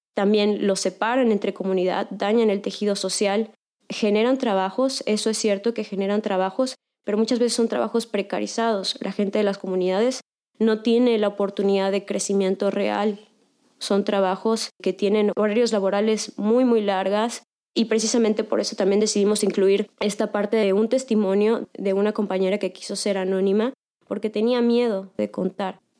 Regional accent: Yucatán, Mexico; also born or lived in Mexico City; Yo llevo toda la vida viviendo aquí

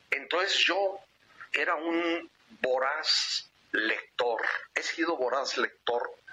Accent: Guadalajara, Jalisco, Mexico; la casa de Guadalajara, donde crecí

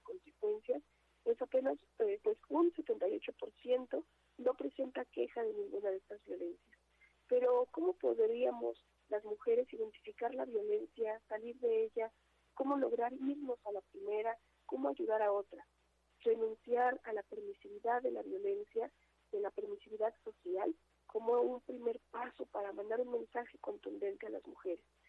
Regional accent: Mexico; lo que somos todas las mexicanas

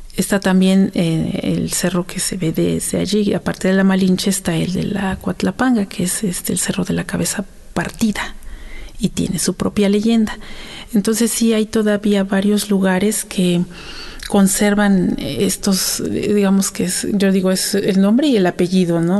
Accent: Santa Ana Nopalucan, Tlaxcala, Mexico; also born or lived in Axotla del Río; yo soy originaria de Santa Ana, Nopalucan, Tlaxcala, le llaman Santanita

